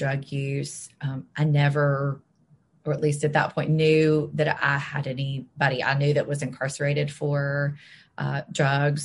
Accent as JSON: {"language": "English", "town": "Jackson", "region": "Mississippi", "country": "United States", "tie": "born or raised there", "also_born_or_lived": "Memphis, Tennessee / Selma, Alabama", "said": "I've lived in Jackson almost my whole life"}